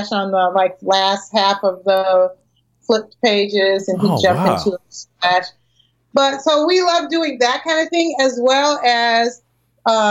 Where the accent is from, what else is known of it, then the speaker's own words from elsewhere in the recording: Springfield, Massachusetts, United States; I'm from Springfield, Mass